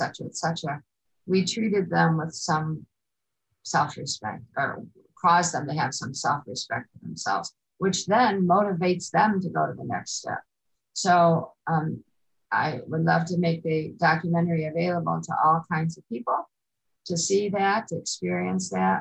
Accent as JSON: {"language": "English", "town": "Chicago", "region": "Illinois", "country": "United States", "tie": "born or raised there", "said": "I grew up on the northwest side of Chicago in Jefferson Park and Norwood Park."}